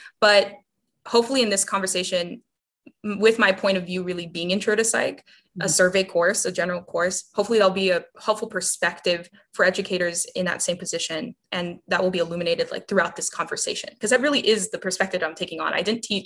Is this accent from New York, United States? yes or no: no; South Texas, United States; I'm a Latina from South Texas who grew up in an interesting class circumstance